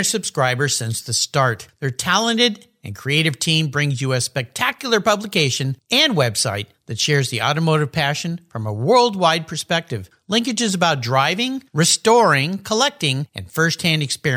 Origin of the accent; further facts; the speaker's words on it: Southern California, United States; I grew up in Southern California and I was a surfer